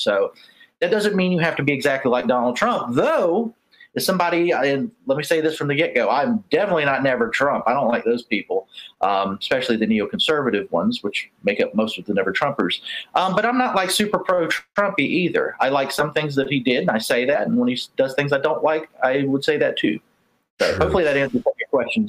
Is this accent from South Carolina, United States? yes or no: yes; Charleston, South Carolina, United States; I'm from South Carolina. I know from the accent it's hard to tell